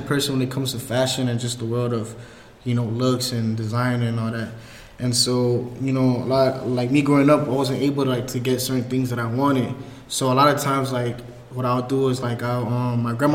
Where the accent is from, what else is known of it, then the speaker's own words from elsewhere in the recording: Miami, Florida, United States; moved away as an adult; now in Greensboro, United States; From Miami, Florida. Originally, and then born and raised